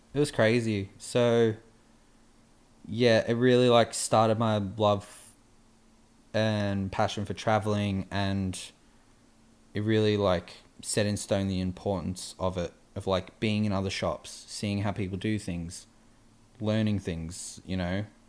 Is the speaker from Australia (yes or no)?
yes; Australia; we're from Australia